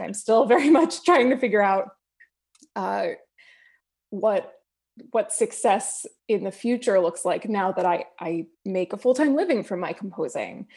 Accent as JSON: {"language": "English", "region": "New Jersey", "country": "United States", "also_born_or_lived": "Los Angeles, California", "moved": "yes", "lives_now": "Azusa, United States", "said": "I'm originally from New Jersey, but I've lived in L A now for, uh, going on twelve years"}